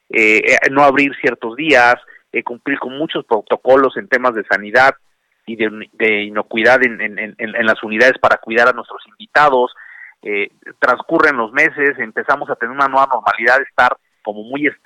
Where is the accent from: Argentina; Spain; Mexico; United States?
Mexico; nosotros llevamos 10 meses en una situación, como muchos mexicanos, en una situación complica compleja, difícil